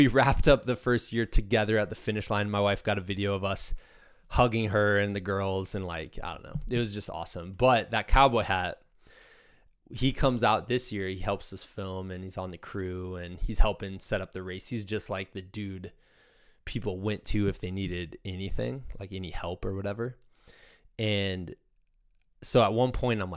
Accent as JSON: {"language": "English", "region": "Iowa", "country": "United States", "said": "I'm a dude from Iowa"}